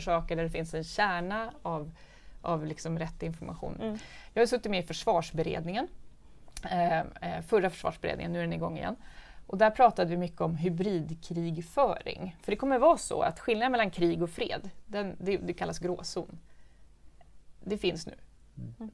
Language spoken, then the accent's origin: Swedish; Stockholm, Stockholm County, Sweden; Jag är från Hässelby. Det är, det är, jag är uppväxt på en fritidsgård där min pappa jobbade och min mamma var lärare i Hässelbygårdsskolan.